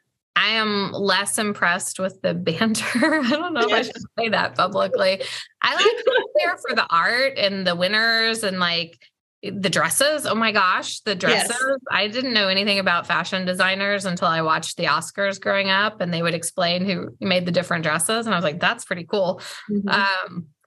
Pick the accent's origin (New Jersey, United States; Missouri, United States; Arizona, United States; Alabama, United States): Missouri, United States; St. Louis; born there; And the Braves are a great adopted home team, but I was born in St. Louis.